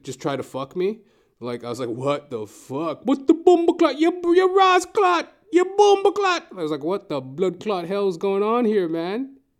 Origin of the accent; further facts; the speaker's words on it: Edmonton, Alberta, Canada; moved away as an adult; now in Toronto, Canada; I'm originally from Edmonton, Alberta